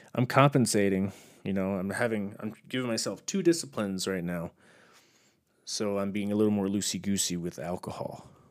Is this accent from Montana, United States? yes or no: no; Texas, United States; born or raised there; moved away as an adult; now in Utah, United States